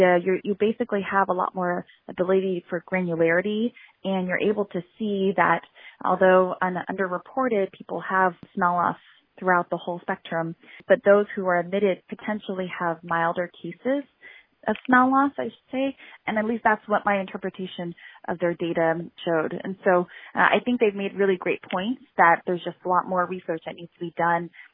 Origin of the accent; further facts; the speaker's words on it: Southern California, United States; I grew up in Southern California